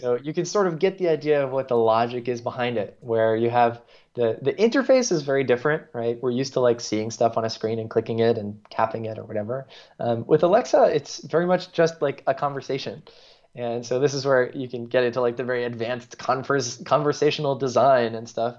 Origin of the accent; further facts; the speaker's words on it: New York, United States; accent: American; moved away as an adult; also born or lived in Singapore; now in Paris, France; I'm from New York originally